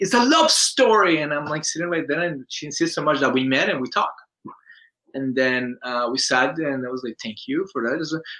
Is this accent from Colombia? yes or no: yes; Colombia; English is a second language; When I got here, I was the Colombian guy. Hello, I'm the Colombian guy, and then I raised my accent because I can't speak